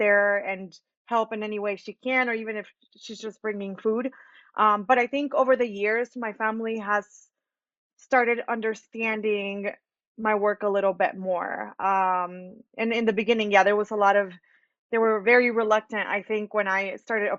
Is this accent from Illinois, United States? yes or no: no; Atlanta, Georgia, United States; English is a second language; also born or lived in Michoacán, Mexico; Growing up on Buford Highway was an amazing experience